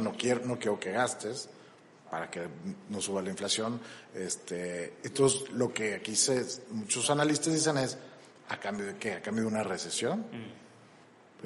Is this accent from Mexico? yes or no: yes; Mexico